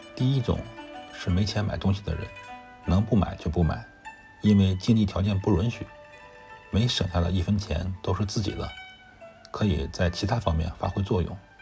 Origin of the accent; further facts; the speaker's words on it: China; 我们中国人对他的评价很高